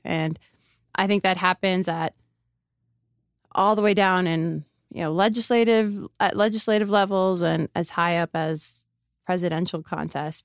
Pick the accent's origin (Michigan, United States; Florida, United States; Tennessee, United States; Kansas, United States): Florida, United States; Miami; moved away as an adult; also born or lived in Phoenix / Chicago; now in Las Vegas, United States; I grew up in Miami.